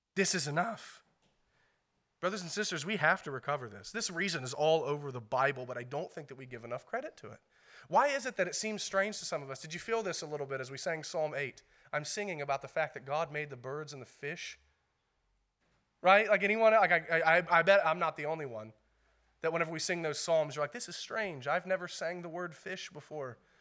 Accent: United States; as American Christians

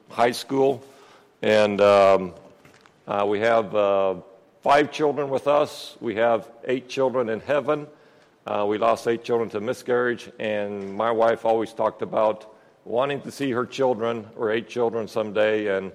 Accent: Peru; um, yes, I grew up in Peru, South America. Um, my folks are missionaries down there.

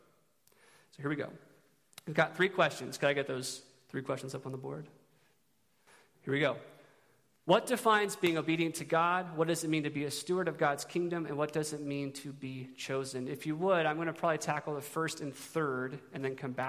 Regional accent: Eugene, Oregon, United States; I'm from Eugene

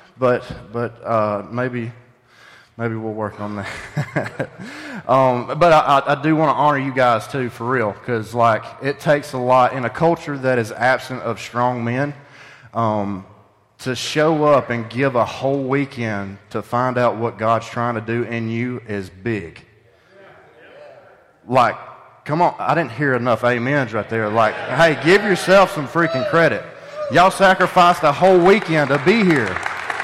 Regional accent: Pumpkin Center, Alabama, United States; I'm from Pumpkin Center

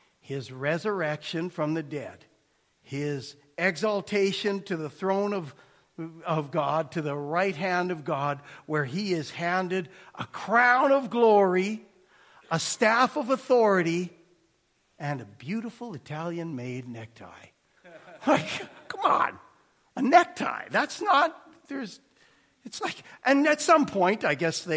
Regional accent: Canada; I'm a Canadian boy

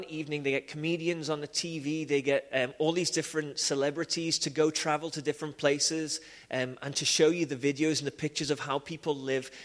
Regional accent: Liverpool, North West England, United Kingdom; I grew up in Liverpool

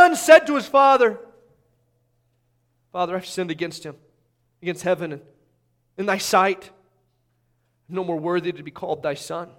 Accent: Indiana, United States; I'm from Indiana.

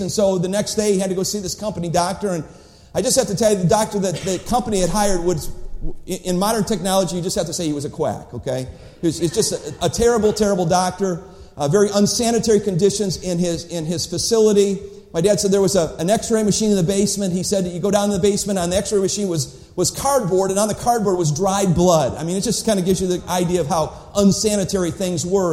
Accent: Cleveland, Ohio, United States; When I was a boy growing up in Cleveland, Ohio

